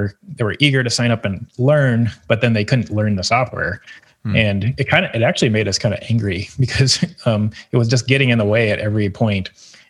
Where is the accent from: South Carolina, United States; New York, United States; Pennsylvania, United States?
South Carolina, United States; Greenville; I grew up in Greenville, actually, and most of the time when I was growing up, it was not a destination city like it is now